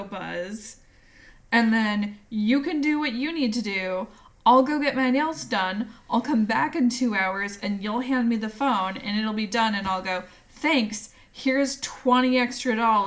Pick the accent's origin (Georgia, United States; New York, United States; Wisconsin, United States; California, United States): California, United States; moved away; also born or lived in Florida; I grew up in California and moved to Florida